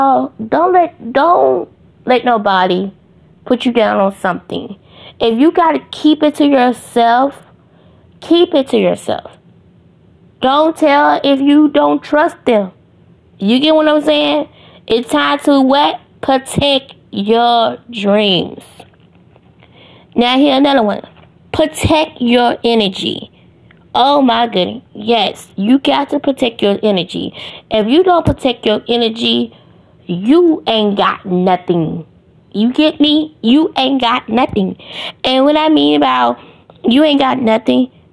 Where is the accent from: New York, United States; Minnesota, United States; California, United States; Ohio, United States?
Ohio, United States; now in Greenville, United States; I live in Greenville, Mississippi, but I'm really from Ohio.